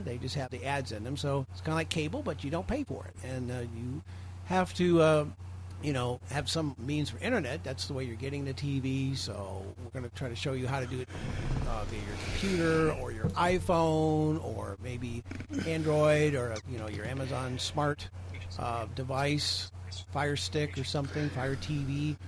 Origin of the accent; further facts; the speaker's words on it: Belleville, Illinois, United States; moved away; relocated back to my hometown of Belleville, Illinois